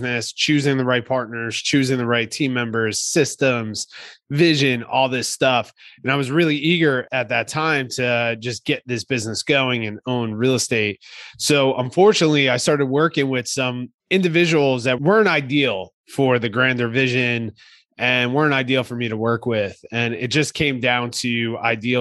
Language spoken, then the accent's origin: English; Kearny, New Jersey, United States; moved away as an adult; now in San Diego, United States; I'm born and raised in New Jersey, Hudson County, New Jersey. Grew up in a town called Kearney